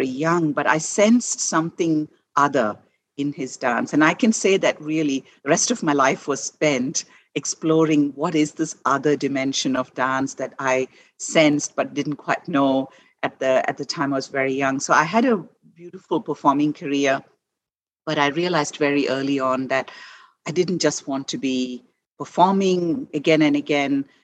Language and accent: English; India; first language Malayalam; English is a second language; moved away as an adult; I was born and raised in India and lived for my first 21 years in India